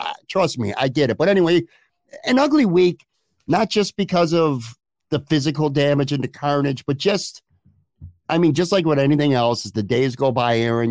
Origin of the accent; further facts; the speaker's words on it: Buffalo, New York, United States; I grew up in Buffalo forty years ago